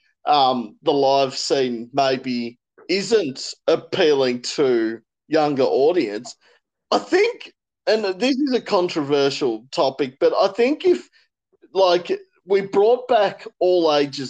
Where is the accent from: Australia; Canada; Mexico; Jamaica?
Australia; Warragul, Victoria; I'm from Warrigal